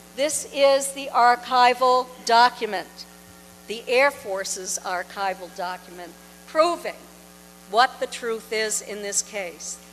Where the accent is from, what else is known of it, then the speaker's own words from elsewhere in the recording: Kingston, New Hampshire, United States; moved away as an adult; also born or lived in Portsmouth, New Hampshire / Exeter, New Hampshire; now in Florida, United States; I now live in Florida. I've been there for seven years, but I was born in Portsmouth. I grew up in Kingston